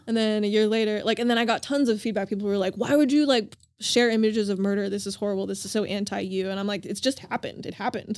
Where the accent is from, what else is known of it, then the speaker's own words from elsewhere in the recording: Denver, Colorado, United States; also born or lived in Oahu, Hawaii; now in Los Angeles, United States; I grew up in Denver, Colorado most of the time with a family